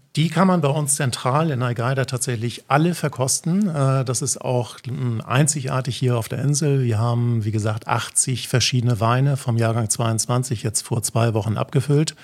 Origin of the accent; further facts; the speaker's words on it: Flensburg, Schleswig-Holstein, Germany; accent: northern German; moved away as an adult; also born or lived in Hamburg; now in Mallorca, Spain; Ich bin, äh, wie man das wahrscheinlich auch hört, aus Norddeutschland, okay. gebürtiger Flensburger, aber lebe, habe die letzten 20 Jahre eigentlich in, in, Hamburg gelebt